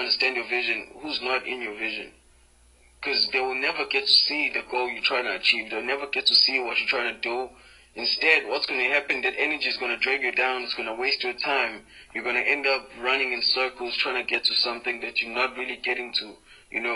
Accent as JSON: {"language": "English", "town": "Durban", "region": "KwaZulu-Natal", "country": "South Africa", "said": "Come from Durban, 031, country, South Africa"}